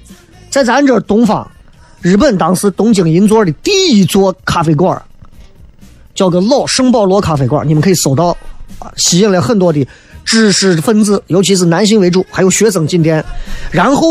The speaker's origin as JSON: {"language": "Chinese", "region": "Shanghai", "country": "China", "said": "上海人现在很多人非常爱喝咖啡，我身边很多朋友，哎呦，真的喝咖啡，全中国就是我们上海人最会喝了。"}